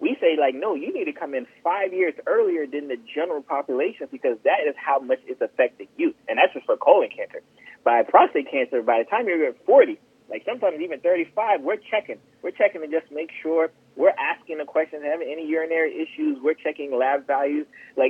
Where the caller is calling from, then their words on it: Florida, United States; Yeah, I'm in South Florida.